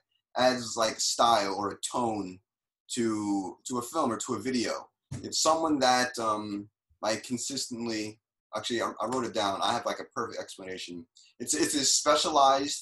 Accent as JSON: {"language": "English", "town": "Paterson", "region": "New Jersey", "country": "United States", "also_born_or_lived": "New York City / California", "moved": "as an adult", "lives_now": "Japan", "said": "I'm from New Jersey. I'm from Paterson, New Jersey"}